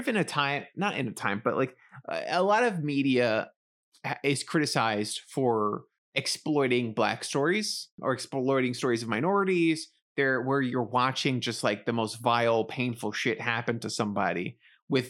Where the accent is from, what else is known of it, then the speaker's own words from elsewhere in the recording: New York City, New York, United States; growing up in the Bronx and around a lot of Black families